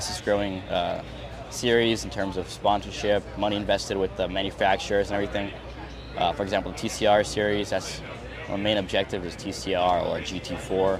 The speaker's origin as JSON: {"language": "English", "region": "Northeast Region", "country": "Brazil", "also_born_or_lived": "United States", "moved": "yes", "lives_now": "Orlando, United States", "said": "I'm originally from Northeast Brazil"}